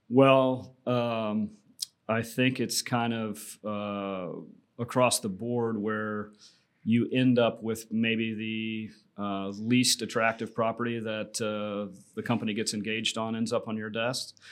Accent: Tampa, Florida, United States; I was born and raised here in Tampa, so came home to Tampa

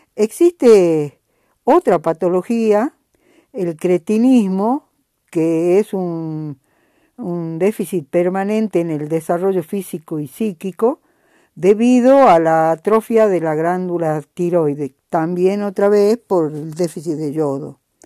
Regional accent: Jujuy, Argentina; los jujeños

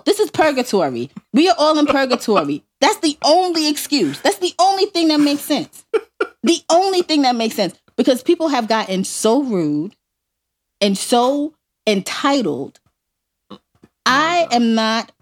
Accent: New York City, New York, United States; accent: thick New York; moved away; my New York accent

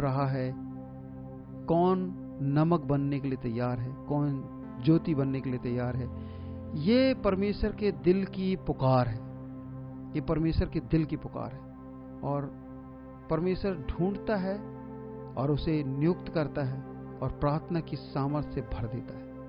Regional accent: India; हमारे भारत का

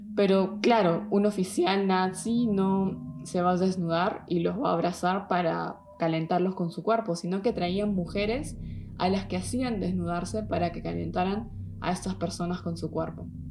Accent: Peru; now in Germany; soy de Perú aunque vivo en Alemania

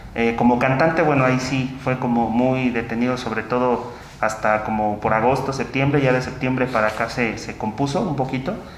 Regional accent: Teoloyucan, State of Mexico, Mexico; moved away; aquí de mi pueblo

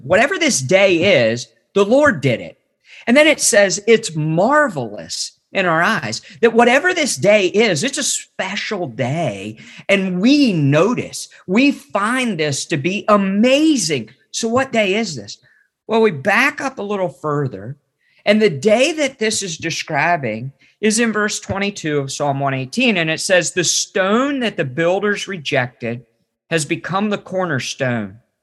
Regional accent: West Virginia, United States; I grew up in West Virginia

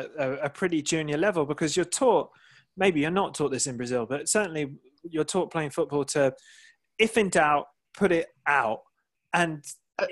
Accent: England, United Kingdom; being English

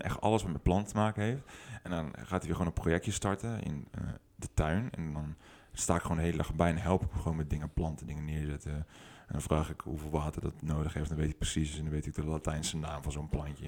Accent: 't Goy, Utrecht, Netherlands; also born or lived in Houten; het dorp waar ik ben opgegroeid, heet het Gooi

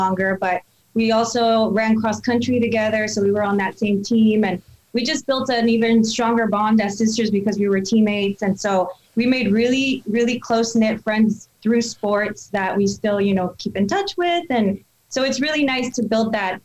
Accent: Salinas, California, United States; moved away; I was born and raised in Salinas

